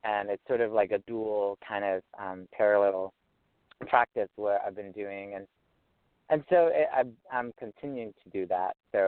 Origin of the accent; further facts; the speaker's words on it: Vietnam; now in United States; Well, as an artist, I came from Vietnam and in 95, and so I'm here in the Orange County, Los Angeles area for almost 20 years.